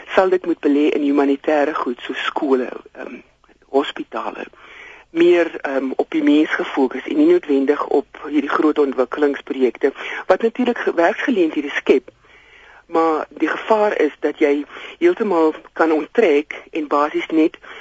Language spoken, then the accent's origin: Afrikaans; South Africa